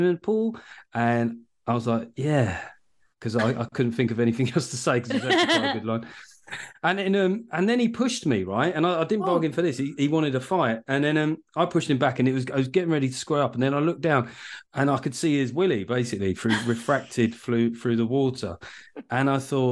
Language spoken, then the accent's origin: English; United Kingdom; I'm British.